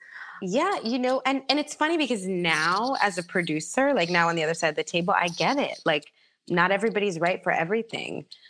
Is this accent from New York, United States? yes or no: yes; Bronx, New York, United States; Like I'm not averse, you know, I'm from the Bronx.